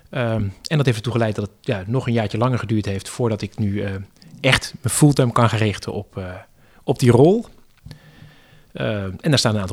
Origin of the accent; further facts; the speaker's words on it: Netherlands; wij als Nederlanders